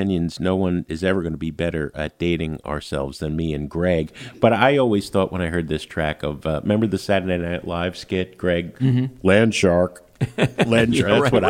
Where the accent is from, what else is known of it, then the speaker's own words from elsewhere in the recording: Jersey City, New Jersey, United States; The fact that they were from Lodi, and I was from Jersey City, yeah. Fellow Jersey boys